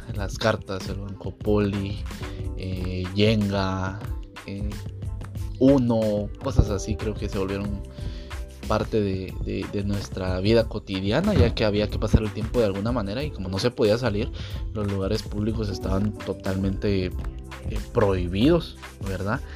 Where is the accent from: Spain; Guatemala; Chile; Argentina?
Guatemala; nuestro país